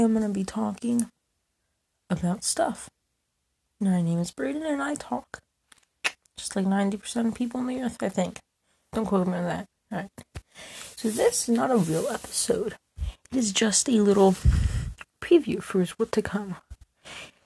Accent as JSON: {"language": "English", "country": "United States", "said": "as an American"}